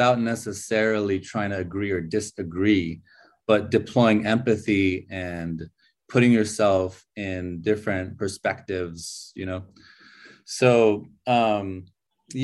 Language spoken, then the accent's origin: English; California, United States; also born or lived in Iran; now in Chengdu, China; So I was born in Iran, and I grew up in California. When I was 8 years old, I moved to California